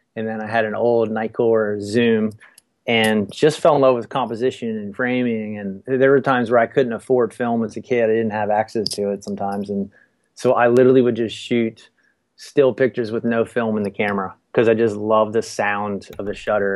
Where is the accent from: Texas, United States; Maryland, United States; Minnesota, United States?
Maryland, United States; Frederick; moved away as an adult; also born or lived in Outer Banks, North Carolina / Baltimore, Maryland; I, I, grew up in in Maryland, uh, right outside of Washington D.C. in a little town called Frederick. And uh, yeah, 18 years I lived there